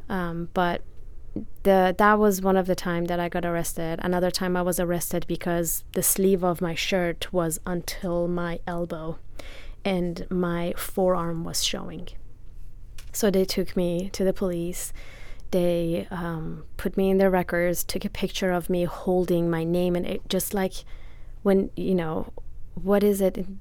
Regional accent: Iran; English is a second language; moved away as an adult; also born or lived in Italy; now in United States; I am from Iran, born and raised. I lived there until I was 23.

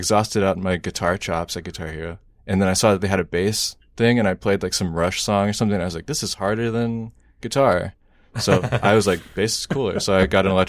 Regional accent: Cincinnati, Ohio, United States; moved away as an adult; also born or lived in Dayton, Ohio; now in Toledo, United States; I am from Cincinnati, Ohio as well

